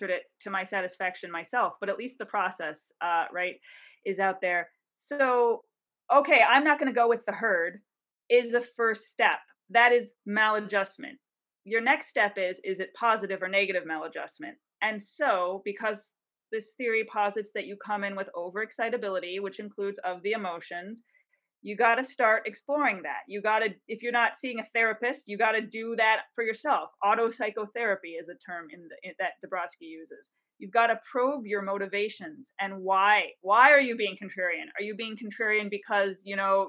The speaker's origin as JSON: {"language": "English", "town": "Detroit", "region": "Michigan", "country": "United States", "moved": "yes", "lives_now": "Washington, D.C., United States", "said": "I'm from Detroit, I live in DC right now"}